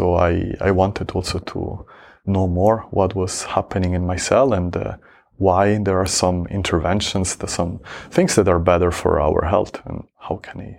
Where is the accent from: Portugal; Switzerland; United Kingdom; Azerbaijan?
Switzerland; I grew up in Switzerland.